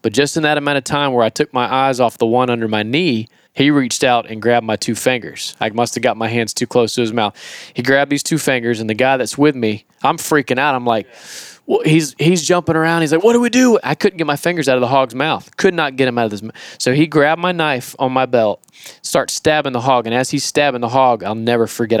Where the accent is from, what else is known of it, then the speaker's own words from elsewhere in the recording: Florida, United States; I'm from Florida